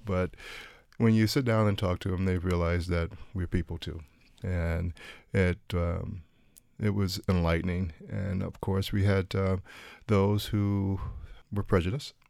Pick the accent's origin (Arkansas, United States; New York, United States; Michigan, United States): Michigan, United States; Detroit; moved away as an adult; also born or lived in Kansas; Growing up there, you have, uh, a, um, privilege of, um, being a, uh, black person in pretty much the, the predominantly black area.